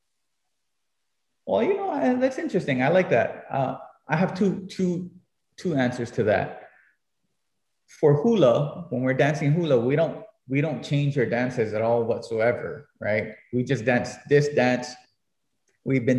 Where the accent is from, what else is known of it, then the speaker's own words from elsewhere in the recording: Hilo, Hawaii, United States; as a little kid growing up in Kaukaha